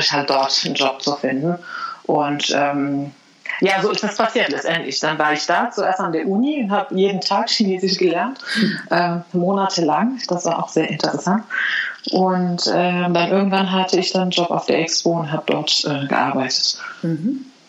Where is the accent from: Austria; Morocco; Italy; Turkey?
Morocco; German is a second language; also born or lived in Spain / China; now in Germany; Ich bin ja in Marokko aufgewachsen